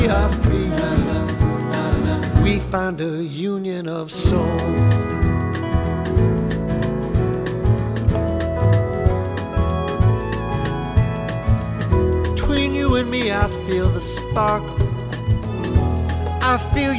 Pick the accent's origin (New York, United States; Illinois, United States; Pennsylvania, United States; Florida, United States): Illinois, United States; Chicago; moved away as an adult; I'm from Chicago